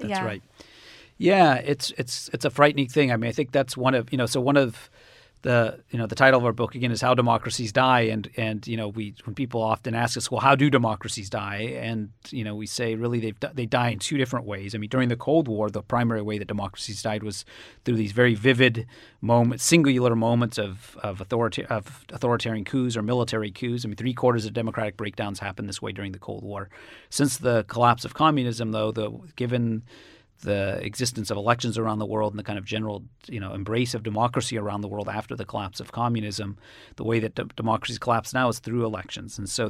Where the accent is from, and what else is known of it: Cambridge, Massachusetts, United States